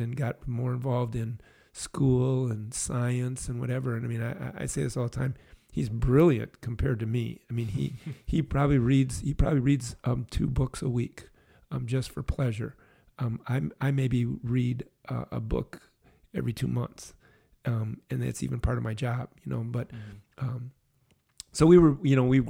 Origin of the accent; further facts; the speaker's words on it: Brookfield, Wisconsin, United States; Grew up in Brookfield, Wisconsin